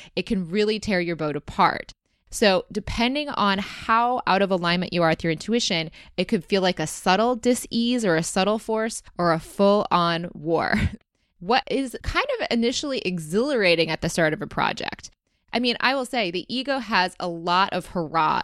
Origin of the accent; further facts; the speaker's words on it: Rochester, Michigan, United States; growing up in Rochester, Michigan